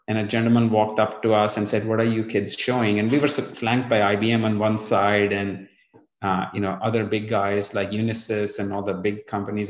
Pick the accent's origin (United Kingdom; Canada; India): India; northern India; moved away as an adult; also born or lived in North Dakota; now in Fort Lauderdale, United States; I was born in India, in uh, the northern part of India, just in the south of the Himalayas, in the foothills, as they call it.